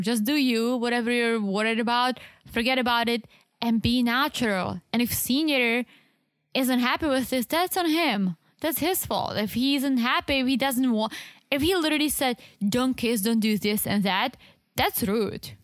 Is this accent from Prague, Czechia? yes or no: no; South Moravian Region, Czechia; English is a second language; moved away; I'm from the Southeast, which is literally on the border with Slovakia and Austria